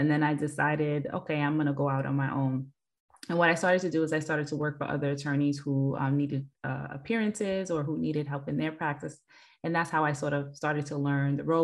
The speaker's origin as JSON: {"language": "English", "town": "New York City", "region": "New York", "country": "United States", "tie": "born or raised there", "said": "I hail from Queens"}